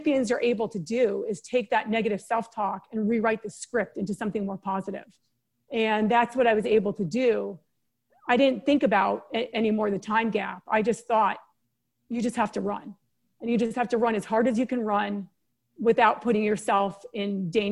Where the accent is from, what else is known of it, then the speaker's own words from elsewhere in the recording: San Diego, California, United States; also born or lived in East Coast; We moved to San Diego from the East Coast when I was 6 years old.